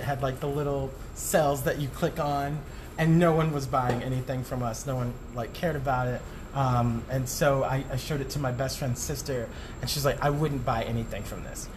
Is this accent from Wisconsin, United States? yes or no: no; Tucson, Arizona, United States; moved away as an adult; also born or lived in Tempe, Arizona; now in New York City, United States; I am from Arizona, a small town called Tucson